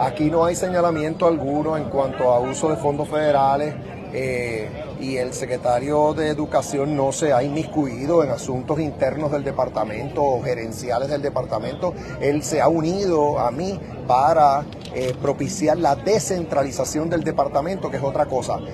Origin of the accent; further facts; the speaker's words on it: Puerto Rico; somos bendecidos porque la bandera americana ondea en nuestra tierra